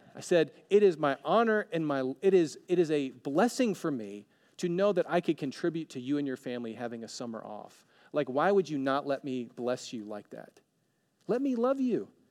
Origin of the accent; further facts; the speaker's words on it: Alabama, United States; now in Oregon, United States; I'm from Alabama, and now I'm living in Oregon